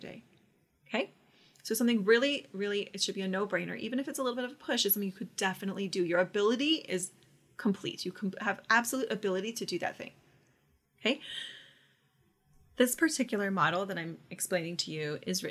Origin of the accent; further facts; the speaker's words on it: Orlando, Florida, United States; I'm from Orlando